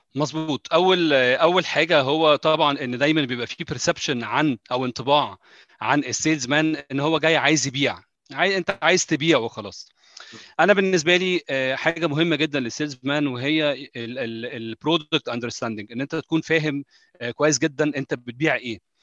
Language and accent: Arabic; Egypt; moved away; انا مصري